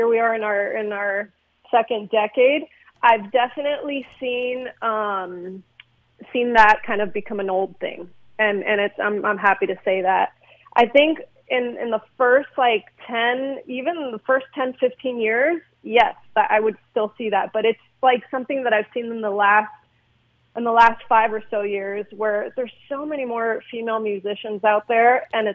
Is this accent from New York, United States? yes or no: no; Glendale, California, United States; we're based out of Glendale, California, suburb of L.A., and we just kind of grew up together. We all grew up in the same neighborhood